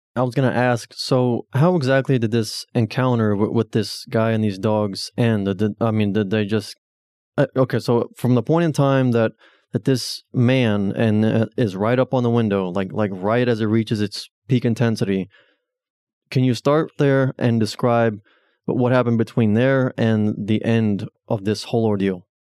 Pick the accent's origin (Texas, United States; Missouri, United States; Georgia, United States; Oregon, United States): Texas, United States; Taylor; I was born and raised in Taylor